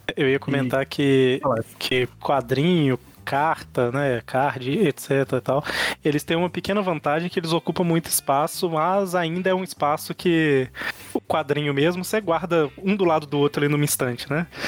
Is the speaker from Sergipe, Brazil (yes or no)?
no; Minas Gerais, Brazil; eu sou mineiro